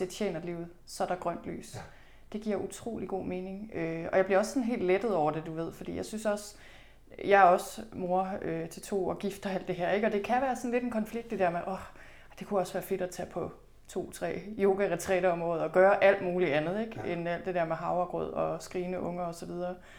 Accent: Thy, North Denmark Region, Denmark; moved away; Jeg er selv født og opvokset i Thy. Det ligger i Nordvestjylland

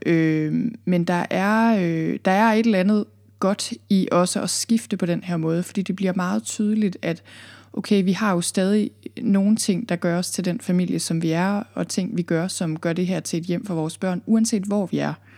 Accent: Thy, North Denmark Region, Denmark; moved away as an adult; also born or lived in Copenhagen area, Zealand; now in Jutland, Denmark; Jeg er fra Thy, jeg er født og opvokset i Thy

